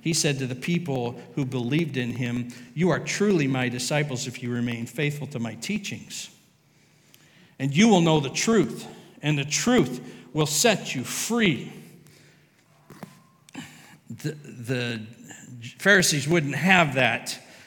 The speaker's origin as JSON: {"language": "English", "country": "United States", "said": "We are American"}